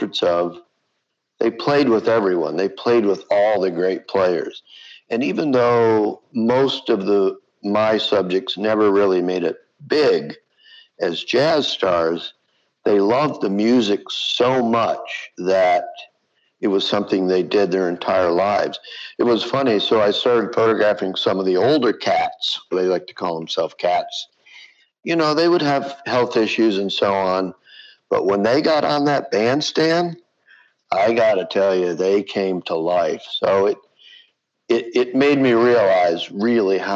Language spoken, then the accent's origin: English; Flint, Michigan, United States; moved away; my hometown of Flint, Michigan